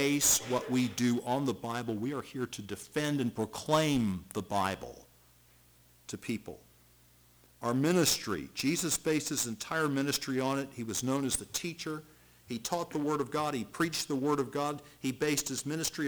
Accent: Charleston, South Carolina, United States; I grew up in Charleston, South Carolina, and so I learned at an early age what hurricanes were

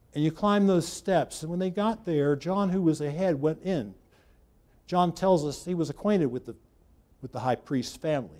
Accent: United States; I was born in America

